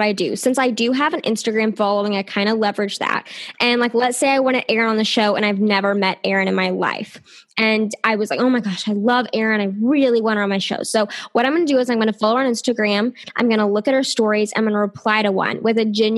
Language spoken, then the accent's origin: English; the South, United States; I am from the South here in the States